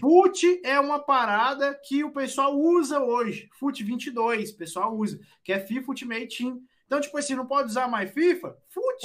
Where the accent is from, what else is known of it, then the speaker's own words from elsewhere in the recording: Goiás, Brazil; eu nunca saí nem de Goiás